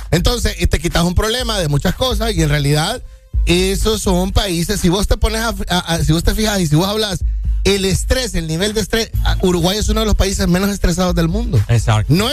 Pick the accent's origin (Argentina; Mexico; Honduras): Honduras